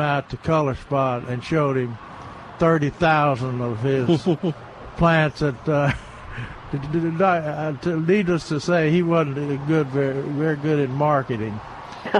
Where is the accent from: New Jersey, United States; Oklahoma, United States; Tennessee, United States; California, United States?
Tennessee, United States; my hometown in Tennessee